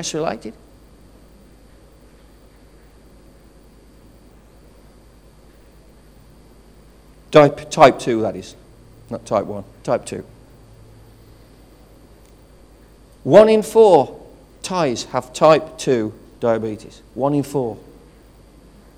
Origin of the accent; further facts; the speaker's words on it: United Kingdom; I stand before you as a British citizen